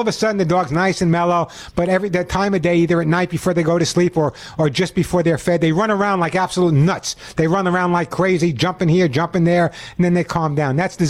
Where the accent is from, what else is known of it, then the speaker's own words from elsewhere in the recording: New York, United States; accent: New York; now in California, United States; I originally grew up in New York, although no one would ever know that because I've totally lost my New York accent since I've been in California for over 20 years.